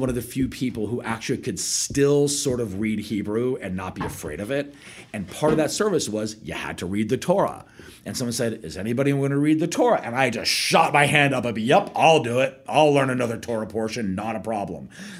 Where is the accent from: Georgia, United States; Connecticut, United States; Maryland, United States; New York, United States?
Connecticut, United States; moved away as an adult; also born or lived in Boston / Wisconsin / Finland; now in Mexico City, Mexico; And I grew up in Connecticut.